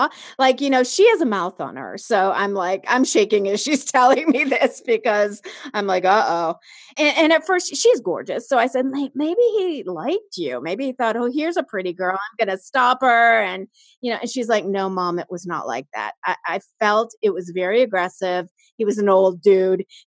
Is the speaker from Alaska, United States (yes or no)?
no; Chicago, Illinois, United States; moved away; also born or lived in Los Angeles; I grew up in Chicago and then I moved